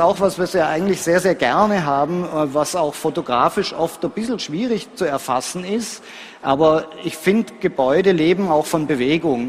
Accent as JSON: {"language": "German", "town": "Graz", "region": "Styria", "country": "Austria", "said": "ich komme aus Graz"}